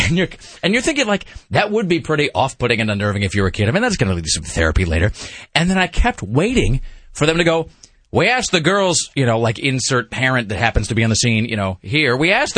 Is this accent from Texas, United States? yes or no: no; Kennewick, Washington, United States; It's my hometown, a place also filled with savages